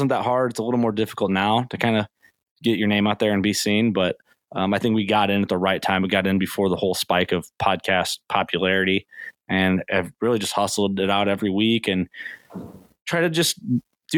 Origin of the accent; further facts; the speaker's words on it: Illinois, United States; I'm from Illinois